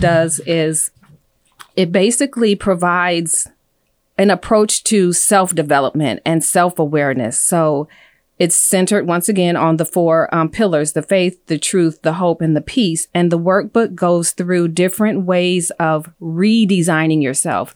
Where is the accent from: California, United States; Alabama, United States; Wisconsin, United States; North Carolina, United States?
California, United States; moved away as an adult; also born or lived in Illinois; now in Phoenix, United States; I grew up in California